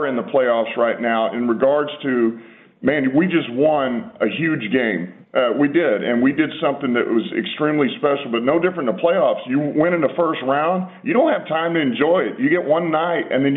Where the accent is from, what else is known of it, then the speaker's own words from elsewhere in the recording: Texas, United States; now in Detroit, United States; I'm from Texas.